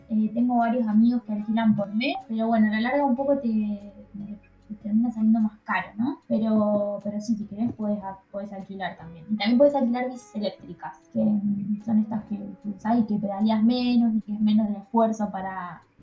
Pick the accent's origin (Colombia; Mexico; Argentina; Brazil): Argentina; moved away; extraño Argentina, extraño a mi familia, y extraño a mis amigos de Argentina. Eso extraño sí, extraño la comida de Argentina, extraño el país de Argentina